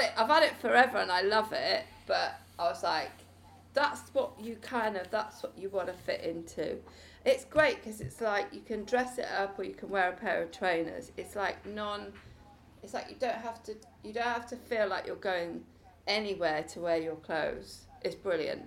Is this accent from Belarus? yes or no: no; Preseli Mountains, Wales, United Kingdom; I was born in the Preseli Mountains